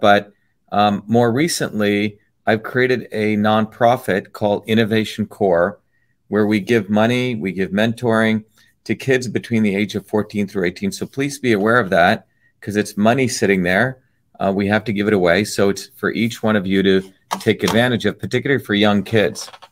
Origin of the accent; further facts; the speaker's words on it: Newark, New Jersey, United States; also born or lived in Cambridge, Massachusetts; as a 14 year old kid growing up in Newark, New Jersey